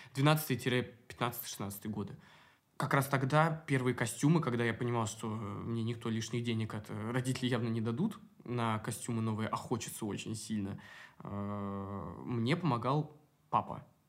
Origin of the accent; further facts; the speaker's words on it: Moscow, Russia; Я коренной. Ну, два поколения считается Москвы. Москвич